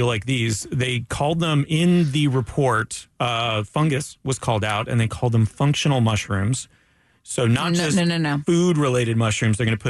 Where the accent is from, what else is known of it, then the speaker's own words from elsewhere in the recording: Daytona Beach, Florida, United States; I'm from Daytona Beach. I was raised in Daytona Beach.